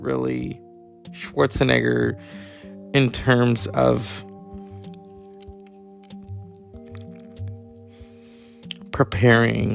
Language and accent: English; California, United States; I am from California